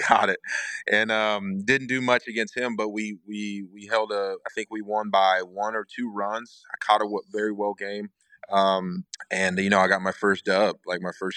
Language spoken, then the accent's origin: English; Huntsville, Alabama, United States; that is a place where I grew up, where I was raised by my parents